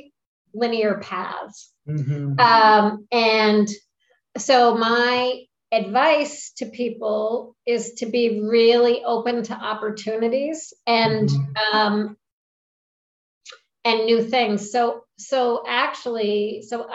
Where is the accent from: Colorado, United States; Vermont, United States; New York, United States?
Vermont, United States; Springfield; moved away; I grew up in Springfield, Vermont.